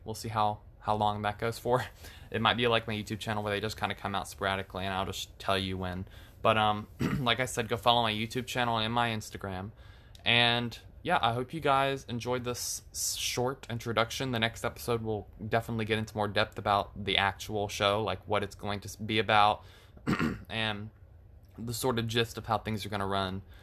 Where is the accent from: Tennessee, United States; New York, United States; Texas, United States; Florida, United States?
Florida, United States; I am from Florida. So I've lived in Florida my entire life